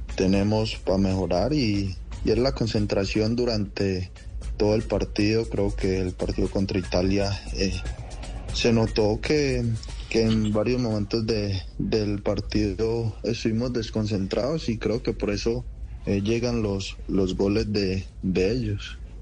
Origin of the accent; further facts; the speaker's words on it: Guarne, Antioquia, Colombia; also born or lived in Rionegro; nací en Río Negro, pero viví toda mi vida en, en Guarne.